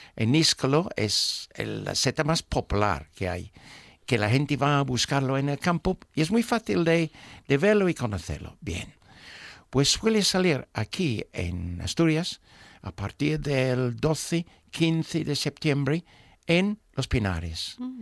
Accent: England, United Kingdom; moved away; soy un inglés

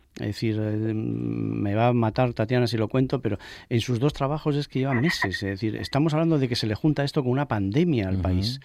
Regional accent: Spain; also born or lived in Asturias; ahora me toca ponerles voz en mi país

